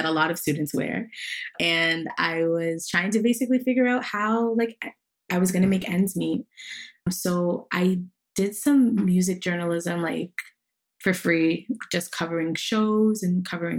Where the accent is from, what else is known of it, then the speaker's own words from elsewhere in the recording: Toronto, Ontario, Canada; growing up in Toronto, there was like not a day that went by where I wasn't engaging in some capacity with Jamaica